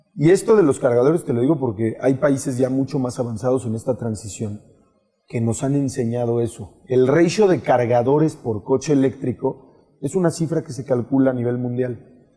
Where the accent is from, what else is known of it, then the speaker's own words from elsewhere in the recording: Mexico; como mexicanos, y, y cuando digo mexicanos es toda esta oficina